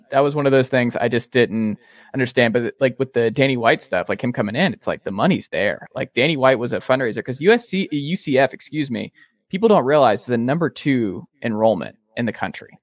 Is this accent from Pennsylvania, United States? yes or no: no; Georgia, United States; I have a lot of Georgia friends. I'm from Georgia.